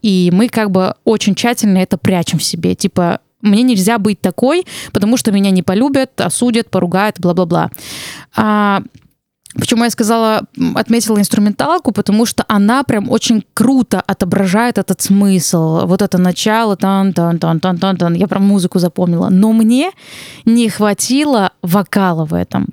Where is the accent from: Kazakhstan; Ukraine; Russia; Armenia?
Armenia; я армянка